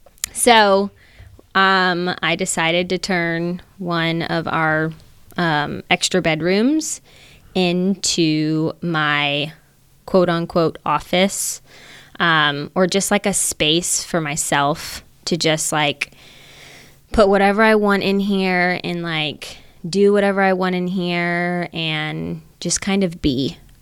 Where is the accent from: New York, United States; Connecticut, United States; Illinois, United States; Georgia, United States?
Georgia, United States; I grew up in Georgia.